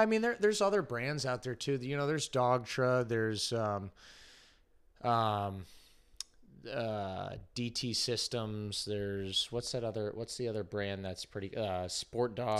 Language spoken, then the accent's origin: English; Connecticut, United States; moved away; also born or lived in North Carolina; I'm originally from Connecticut